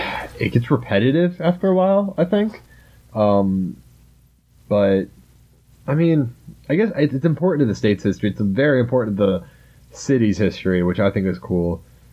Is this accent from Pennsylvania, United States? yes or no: no; Charleston, South Carolina, United States; growing up in the South, especially South Carolina, especially in Charleston, where Fort Sumter is right in the middle of Charleston Harbor